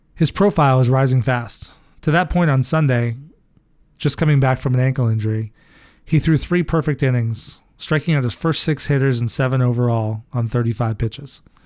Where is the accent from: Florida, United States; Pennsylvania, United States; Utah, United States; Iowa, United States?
Iowa, United States; I grew up in Iowa watching the Cubs on W G N